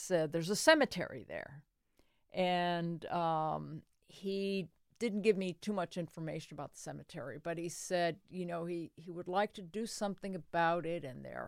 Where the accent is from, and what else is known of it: Connecticut, United States; born or raised there; now in Delaware, United States